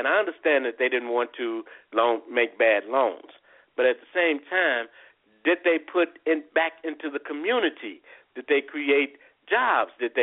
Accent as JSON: {"language": "English", "town": "Chicago", "region": "Illinois", "country": "United States", "said": "I'm also from Chicago"}